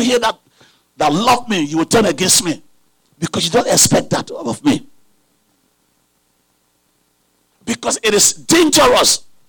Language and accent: English; Liberia; moved away; I came from Liberia several years ago. I believe it was 1998. Yeah, I think it was 1998.